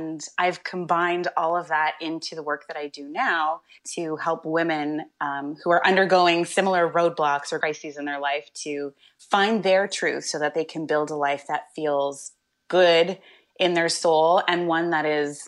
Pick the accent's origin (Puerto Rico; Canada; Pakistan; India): Canada; Coquitlam, British Columbia; Well, actually, I spent some time growing up in Coquitlam, which is in the Lower Mainland, so maybe about 20 minutes outside of Vancouver.